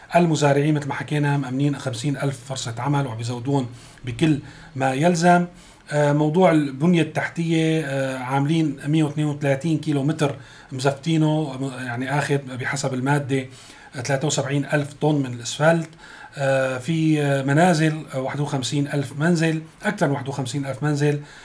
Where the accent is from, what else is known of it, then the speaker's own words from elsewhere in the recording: Syria; نحن كسوريين